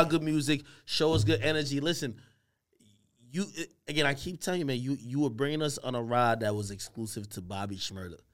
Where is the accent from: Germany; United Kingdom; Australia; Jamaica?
Jamaica; Grantham, Clarendon; moved away; also born or lived in Spanish Town, Jamaica; we grew up in Grantham, Grantham, Clarendon. Clarendon, Jamaican.